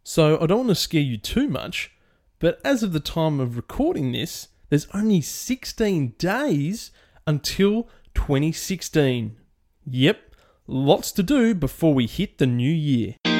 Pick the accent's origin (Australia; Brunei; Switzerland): Australia; my home country of Australia